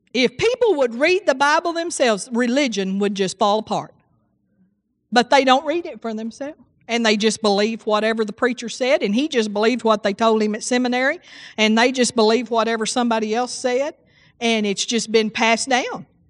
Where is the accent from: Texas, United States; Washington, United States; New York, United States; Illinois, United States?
Texas, United States; Seagraves; I grew up in Seagraves, Texas, and it's 2,500 people